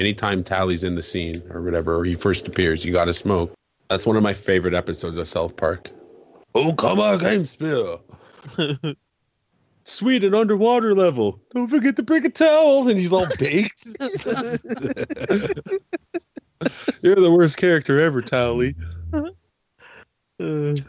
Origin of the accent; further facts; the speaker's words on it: Canada; I'm Canadian.